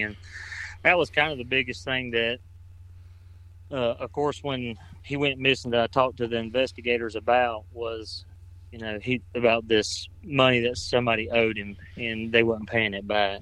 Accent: Cleveland County, North Carolina, United States; I grew up in Cleveland County born and raised here

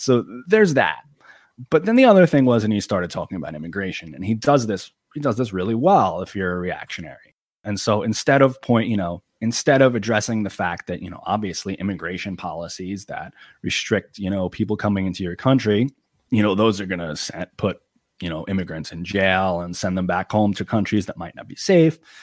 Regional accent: Long Island, New York, United States; I'm from Long Island, New York

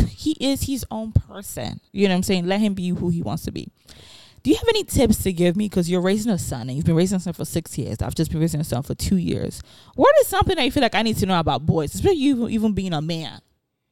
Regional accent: Nigeria; now in United States; I grew up in Nigeria.

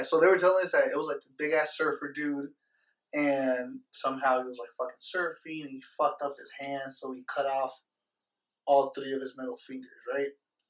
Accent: Las Vegas, Nevada, United States; yo, we're from Vegas.

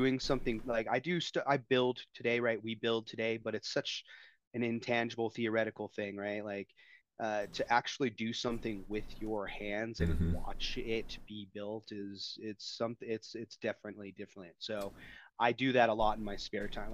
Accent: Denver, Colorado, United States; now in Denver, United States; I got a job offer to come out, to move back out to Denver. I'm from Denver originally

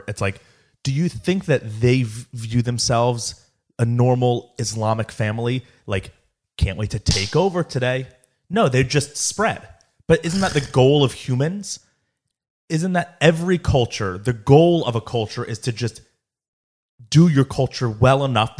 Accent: United States; They were Pakistani. Okay. Pakistani Muslims. So, right. Like, so how we're American Jews.

